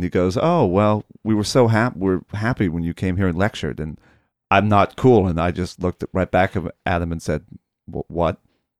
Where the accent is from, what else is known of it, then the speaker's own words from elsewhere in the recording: Escondido, California, United States; my hometown of Escondido